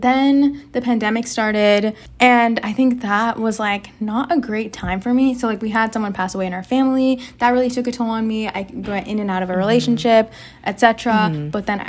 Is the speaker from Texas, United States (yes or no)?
yes; Texas, United States; born there; So I was born in Texas and I was born to the parents of Saravanan and Vasudha.